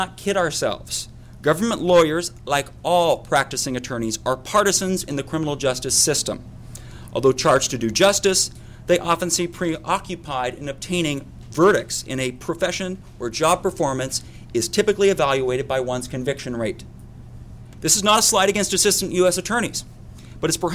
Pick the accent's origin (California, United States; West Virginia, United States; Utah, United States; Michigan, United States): Utah, United States; my home state of Utah